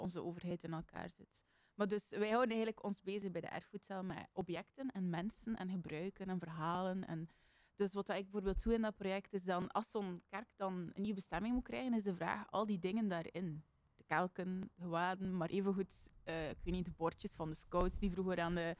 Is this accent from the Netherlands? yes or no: no; Bruges, Flanders, Belgium; ik ben toevallig van die straten, dus ik ben daar opgegroeid